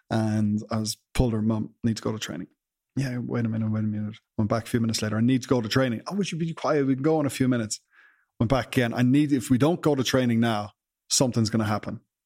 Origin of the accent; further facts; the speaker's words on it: Ireland; as Irish people